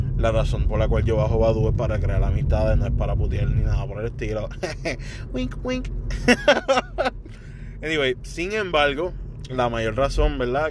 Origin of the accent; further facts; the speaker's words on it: Puerto Rico; como boricua